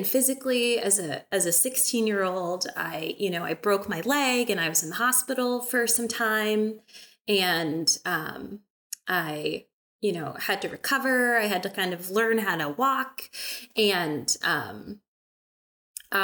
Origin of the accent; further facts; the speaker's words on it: Bay Area, California, United States; moved away as an adult; also born or lived in Milwaukee, Wisconsin / rural Wisconsin; now in Wisconsin, United States; I grew up in California. I grew up in the Bay Area